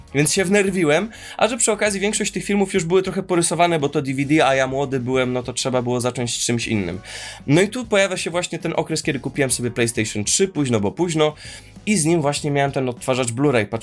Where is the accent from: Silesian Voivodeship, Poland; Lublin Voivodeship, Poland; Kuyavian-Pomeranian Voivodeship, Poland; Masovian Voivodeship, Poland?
Masovian Voivodeship, Poland; Warsaw; jako jedyny z grupy urodziłem się, jestem z Molochu, e, zwanego Warszawą